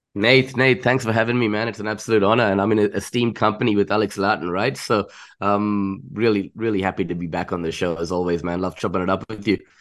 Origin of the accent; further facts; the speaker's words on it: Chennai, Tamil Nadu, India; moved away; I'm originally from Chennai or Madras